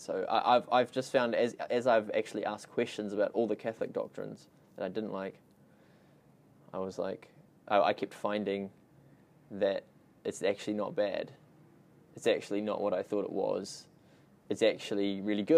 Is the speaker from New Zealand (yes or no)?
yes; New Zealand; So I was born in New Zealand, grown up here, but my whole family's Australian